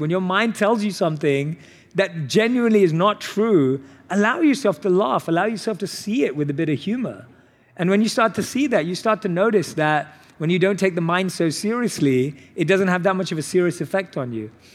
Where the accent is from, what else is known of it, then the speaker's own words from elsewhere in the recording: London, United Kingdom; I was born and raised in London